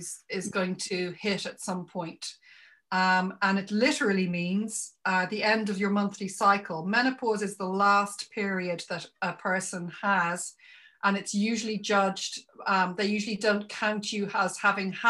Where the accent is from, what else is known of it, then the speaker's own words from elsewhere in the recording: Ireland; I come from Ireland